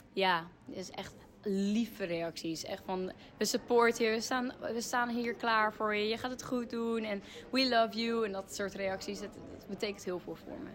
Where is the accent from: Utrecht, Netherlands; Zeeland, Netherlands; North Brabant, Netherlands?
Utrecht, Netherlands; Ik kom uit Utrecht